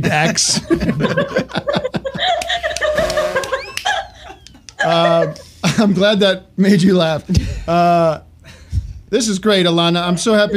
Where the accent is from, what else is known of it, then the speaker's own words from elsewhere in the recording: Allentown, Pennsylvania, United States; I'm from Allentown, Pennsylvania.